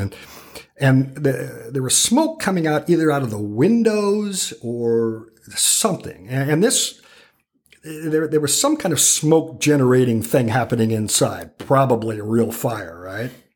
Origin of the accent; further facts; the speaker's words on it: Calistoga, California, United States; moved away; growing up in Calistoga, uh, i, i, is an experience I wouldn't trade for the world, truly